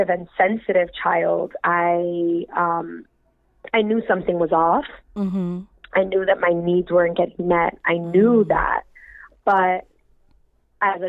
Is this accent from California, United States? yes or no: no; New York City, New York, United States; I grew up in Bushwick in Brooklyn